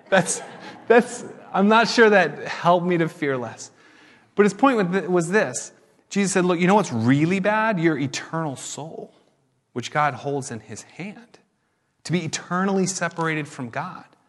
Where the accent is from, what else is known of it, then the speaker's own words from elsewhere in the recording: United States; we as American Christians